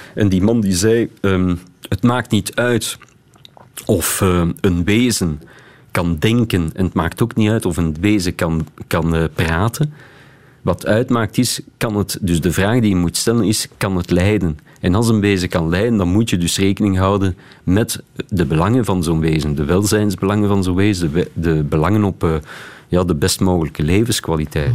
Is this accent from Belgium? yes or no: yes; Beersel, Flanders, Belgium; ik ben opgegroeid in Beersel